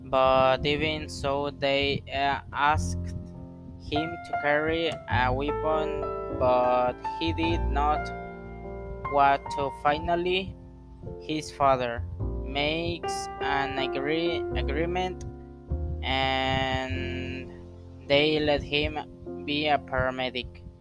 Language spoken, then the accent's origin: English; Acapulco, Guerrero, Mexico; English is a second language; I am 21 years old. I come from Acapulco, Guerrero.